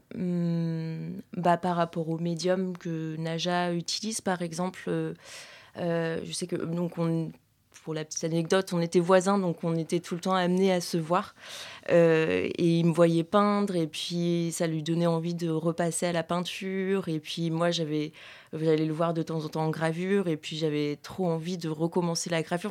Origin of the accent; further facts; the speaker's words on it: Paris, Île-de-France, France; je suis parisienne